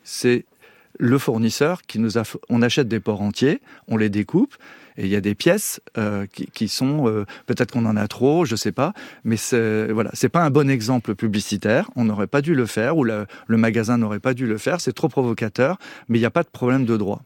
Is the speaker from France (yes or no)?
yes; Breton, Brittany, France; Je suis breton.